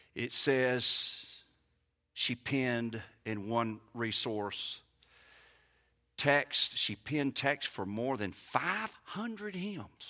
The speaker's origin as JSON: {"language": "English", "region": "Mississippi", "country": "United States", "accent": "Mississippi", "said": "my Mississippi-ness"}